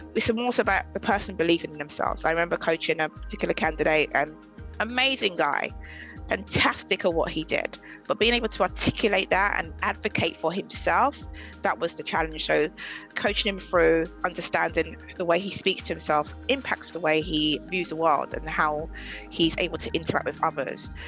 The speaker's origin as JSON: {"language": "English", "region": "London", "country": "United Kingdom", "said": "I'm from Southeast London"}